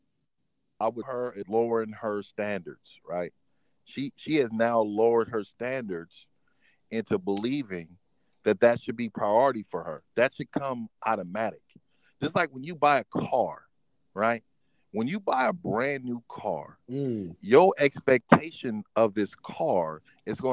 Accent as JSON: {"language": "English", "town": "Oakland", "region": "California", "country": "United States", "tie": "born or raised there", "also_born_or_lived": "San Francisco, California / San Jose, California / Sacramento, California", "said": "I'm from California, man. I was born and raised in San Francisco, California. Lived there, moved to Oakland, raised in Oakland."}